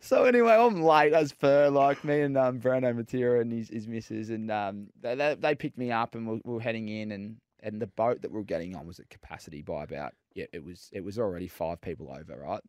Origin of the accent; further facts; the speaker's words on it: Melbourne, Victoria, Australia; moved away as an adult; also born or lived in Fremantle / Sydney / Perth / Gold Coast; I grew up in Melbourne and obviously went to Freo when I was eighteen